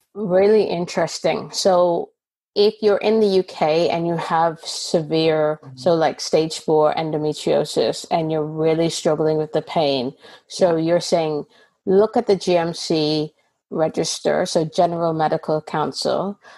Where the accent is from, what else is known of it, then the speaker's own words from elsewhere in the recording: Canada; now in United Kingdom; So Canada, where I'm from